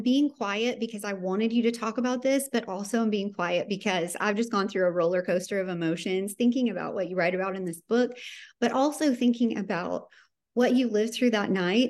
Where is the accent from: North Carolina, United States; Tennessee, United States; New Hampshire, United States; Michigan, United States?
Tennessee, United States; I'm from Tennessee.